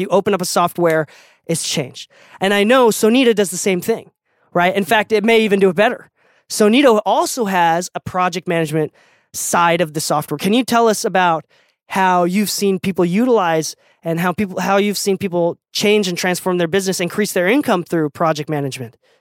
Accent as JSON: {"language": "English", "region": "Okinawa", "country": "Japan", "also_born_or_lived": "Utah", "moved": "yes", "said": "I'm from an island, right? I'm from Okinawa, Japan."}